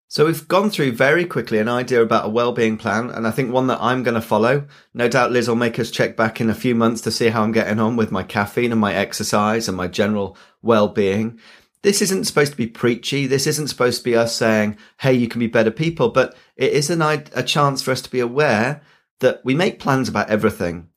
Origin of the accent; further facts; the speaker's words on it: Yorkshire and the Humber, United Kingdom; I'm a Yorkshireman